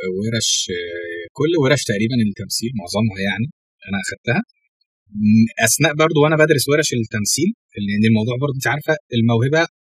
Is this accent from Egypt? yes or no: yes; Sohag, Sohag Governorate, Egypt; moved away as an adult; now in Cairo, Egypt; انا مش من القاهره اصلا انا من الصعيد من سوهاج